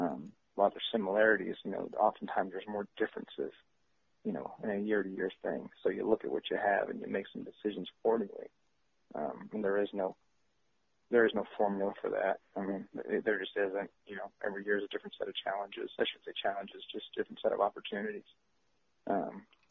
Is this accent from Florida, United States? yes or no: no; San Jose, California, United States; I'm from San Jose